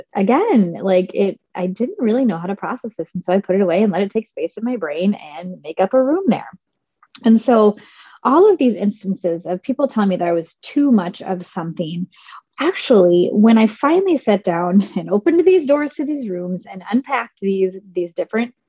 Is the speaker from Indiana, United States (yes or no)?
yes; Southern Indiana, United States; I was born and raised in Southern Indiana, and I grew up on a farm